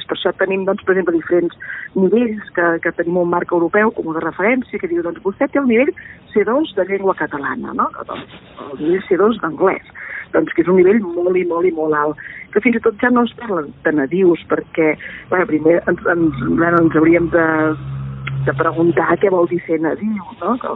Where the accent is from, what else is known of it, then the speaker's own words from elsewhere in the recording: Catalonia, Spain; first language Catalan; doncs jo puc conèixer la meva llengua materna, que és